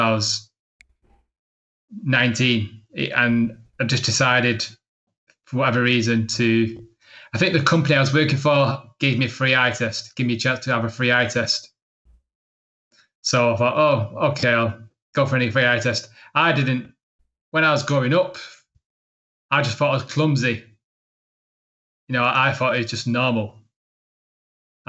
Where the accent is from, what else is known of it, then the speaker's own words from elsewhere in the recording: Manchester, North West England, United Kingdom; also born or lived in Barcelona; I'm from Manchester in England